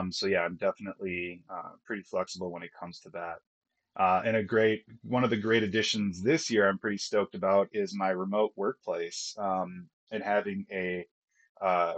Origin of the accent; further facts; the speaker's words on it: Minnesota, United States; accent: Minnesota; moved away as an adult; growing up in Minnesota, I can turn on that accent pretty quick